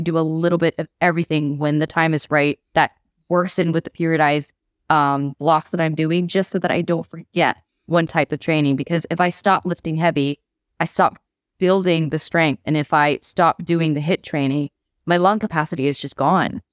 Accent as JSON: {"language": "English", "region": "Bangkok", "country": "Thailand", "tie": "born or raised there", "also_born_or_lived": "California / Manchester / North Wales", "moved": "as an adult", "lives_now": "Wales, United Kingdom", "said": "I grew up in Thailand, but I was born in California."}